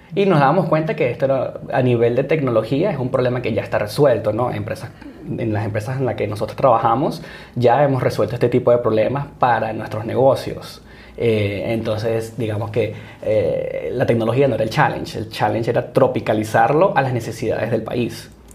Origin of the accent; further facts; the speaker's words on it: Barquisimeto, Lara, Venezuela; moved away as an adult; now in San Francisco, United States; nací y crecí en Barquisimeto, Venezuela